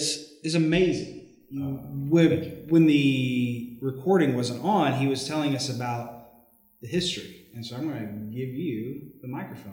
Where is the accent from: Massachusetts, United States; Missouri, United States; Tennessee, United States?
Tennessee, United States; Sumner County; I've already been called a Yankee because I come from Sumner County.